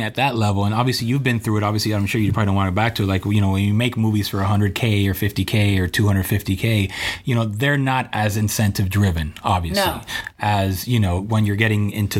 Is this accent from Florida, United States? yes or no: yes; Hialeah, Florida, United States; they're in Hialeah, my hometown.